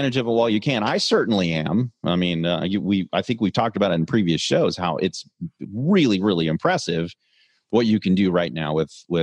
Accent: Kansas City, Missouri, United States; I'm from Kansas City

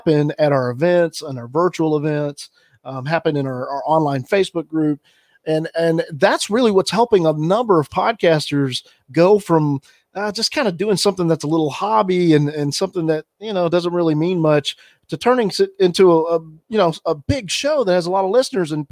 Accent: Alabama, United States; moved away as an adult; also born or lived in Pearl Harbor; I grew up in the South. I grew up in Alabama, and not a ton of diversity where I grew up.

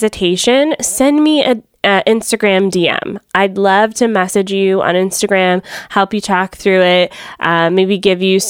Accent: Atlanta, Georgia, United States; now in Fort Erie, Canada; I'm originally from Atlanta

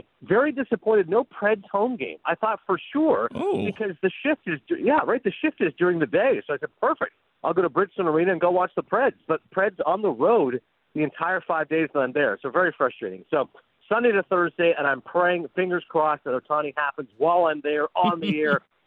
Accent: Canada; now in New Jersey, United States; I'm very proud of the fact I'm Canadian.

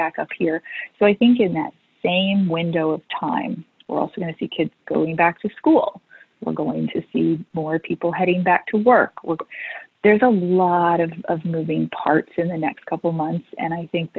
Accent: Missouri, United States; also born or lived in Louisiana; I was born in Louisiana and then grew up in Missouri

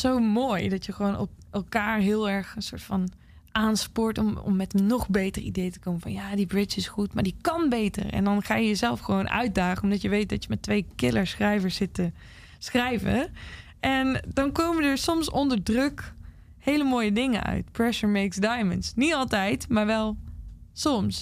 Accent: Zaltbommel, Gelderland, Netherlands; also born or lived in Nashville; now in Utrecht, Netherlands; in de buurt van Zalbommel, waar ik dus vandaan kom

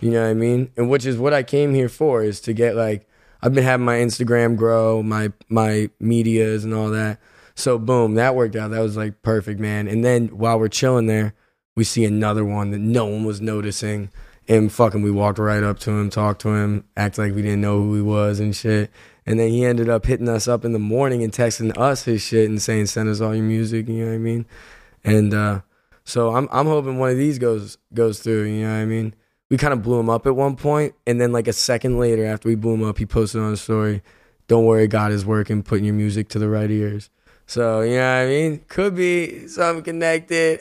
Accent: Philadelphia, Pennsylvania, United States; I'm from Philly

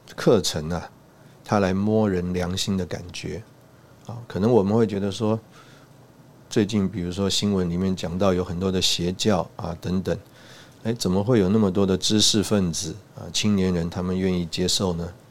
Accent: Taiwan; 我们从台湾来

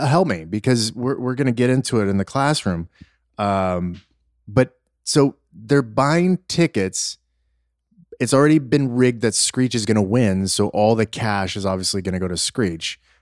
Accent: Los Angeles, California, United States; growing up in Los Angeles

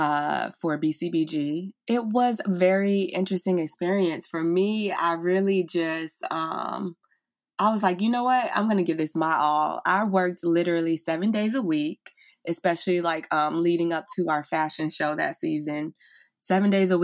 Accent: Fort Lauderdale, Florida, United States; accent: Southern; moved away as an adult; now in Brooklyn, United States; I'm originally from Fort Lauderdale, Florida. I was born and raised in Florida. You probably can hear a little bit of my Southern accent

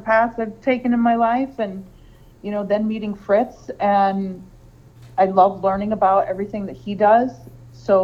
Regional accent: Hazleton, Pennsylvania, United States; moved away as an adult; now in Lehigh Valley, United States; I moved here from northeastern Pennsylvania. I grew up in Hazleton.

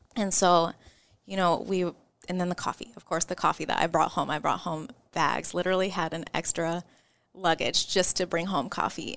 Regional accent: Omaha, Nebraska, United States; I'm from Omaha, Nebraska

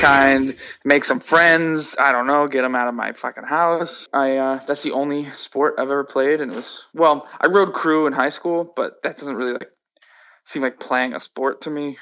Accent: Worcester, Massachusetts, United States; I personally loved growing up in Worcester.

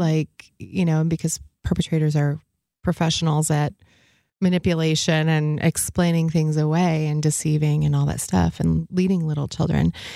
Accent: the other side of Michigan, United States; now in Grand Rapids, United States; I was born on the other side of the state.

